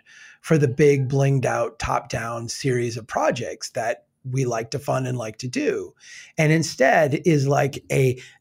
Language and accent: English; Brainerd, Minnesota, United States; Here in my hometown of Brainerd